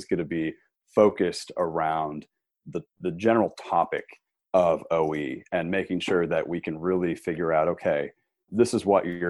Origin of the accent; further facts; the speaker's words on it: New England, United States; also born or lived in Colorado / Burlington, Vermont; I grew up in New England, so we always kind of had our sights set on living up here